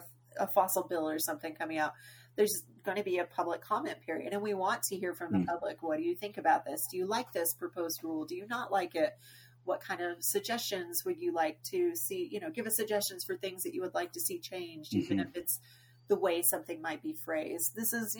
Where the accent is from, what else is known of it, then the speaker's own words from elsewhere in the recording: Arkansas, United States; Growing up in Arkansas